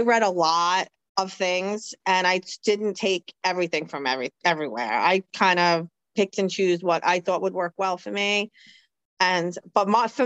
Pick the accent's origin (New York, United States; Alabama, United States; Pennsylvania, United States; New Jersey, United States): New York, United States; I'm from New York. We talk fast